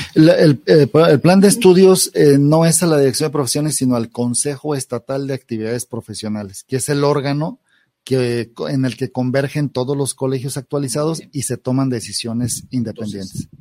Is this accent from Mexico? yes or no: yes; Mexico; como mexicanos, eh, tenemos una reacción o una inercia